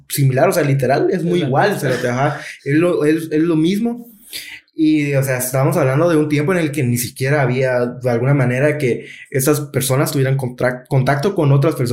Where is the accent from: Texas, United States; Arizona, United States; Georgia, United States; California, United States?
Georgia, United States; de, donde, de donde soy yo.